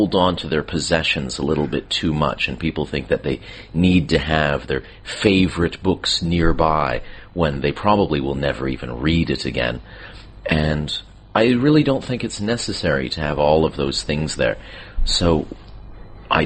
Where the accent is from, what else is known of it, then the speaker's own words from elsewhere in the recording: Canada; being Canadian and descended from cold weather countries